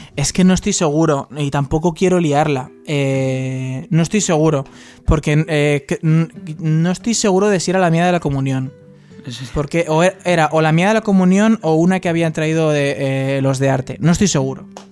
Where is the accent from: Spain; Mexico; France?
Spain; Tres Cantos, Community of Madrid; Yo soy de Tres Cantos también